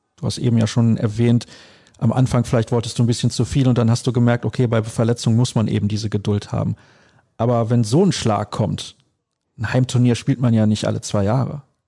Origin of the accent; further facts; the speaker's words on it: Solingen, North Rhine-Westphalia, Germany; Ich komme aus Solingen